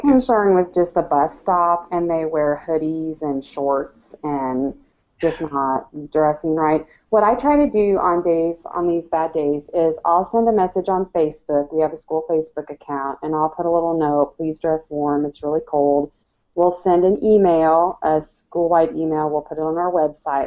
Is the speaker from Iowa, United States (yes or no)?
yes; Iowa, United States; moved away; I grew up in Iowa